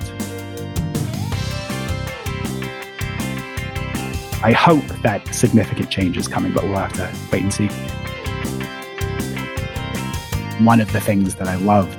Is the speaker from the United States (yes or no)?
yes; Minneapolis, Minnesota, United States; also born or lived in London, United Kingdom; now in New York City, United States; I grew up in the Twin Cities in Minnesota